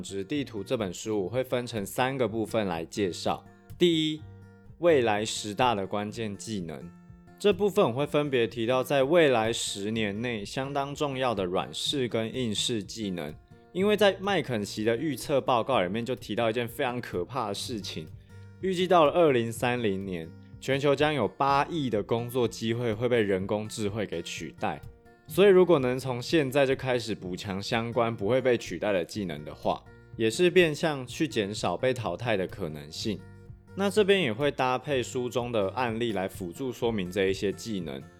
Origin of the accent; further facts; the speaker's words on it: Taiwan; 像优势就是台湾人通常学习能力很快，而且较为刻苦耐劳。弱势的地方则是比较不擅长去包装自己，而且因为我们从小就是在儒家思想的体系长大